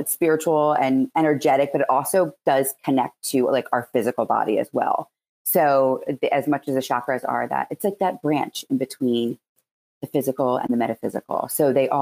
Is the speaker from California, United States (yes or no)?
no; Philadelphia, Pennsylvania, United States; accent: Philadelphia; my Philadelphia accent